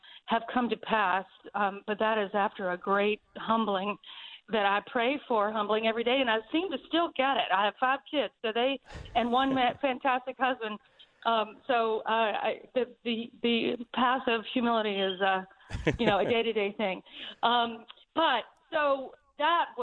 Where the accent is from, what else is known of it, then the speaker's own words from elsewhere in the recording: the South, United States; I'm totally from the South